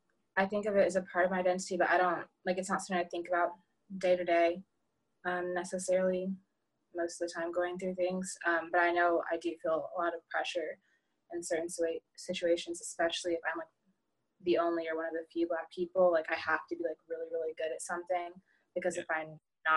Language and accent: English; North Carolina, United States; born there; Like I was born in North Carolina and all my family lives over there.